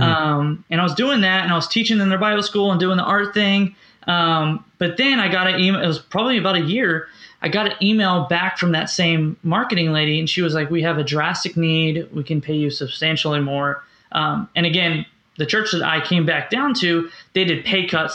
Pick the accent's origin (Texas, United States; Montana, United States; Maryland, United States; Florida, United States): Florida, United States; Orlando; also born or lived in Kansas City; I grew up in Orlando, Florida, um, mm-hmm. where I am now.